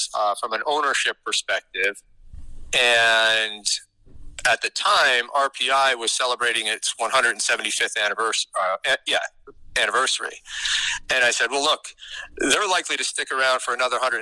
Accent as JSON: {"language": "English", "area": "Capital Region", "region": "New York", "country": "United States", "said": "I'm from the Capital Region"}